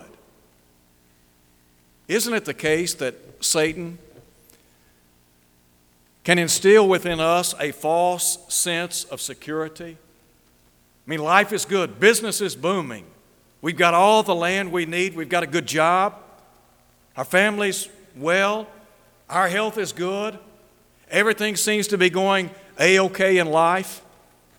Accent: Chattanooga, Tennessee, United States; I was just a boy growing up in Chattanooga

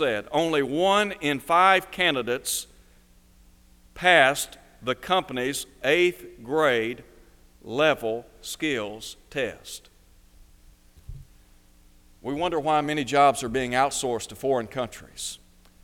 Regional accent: Chattanooga, Tennessee, United States; born or raised there

